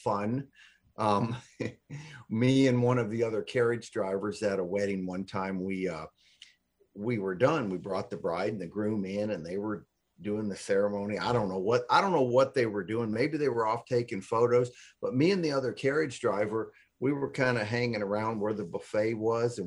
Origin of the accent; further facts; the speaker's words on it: Texas, United States; we're from Texas